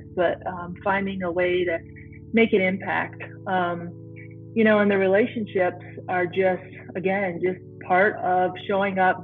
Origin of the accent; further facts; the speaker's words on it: Climax, Michigan, United States; I'm from a tiny town called Climax, Michigan, between Battle Creek and Kalamazoo